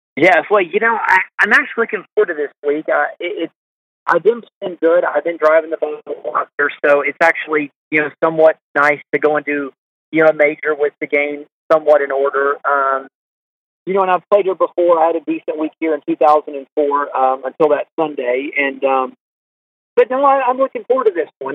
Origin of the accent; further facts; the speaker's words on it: Augusta, Georgia, United States; we're from the South and from Augusta